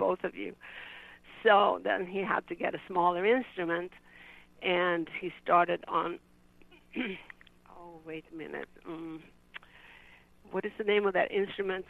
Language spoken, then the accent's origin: English; Sweden; moved away as an adult; I was from Sweden